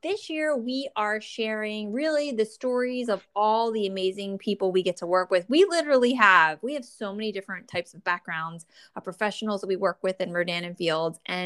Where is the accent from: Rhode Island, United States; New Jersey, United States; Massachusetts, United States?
New Jersey, United States; I'm from the Northeast, and I grew up in New Jersey.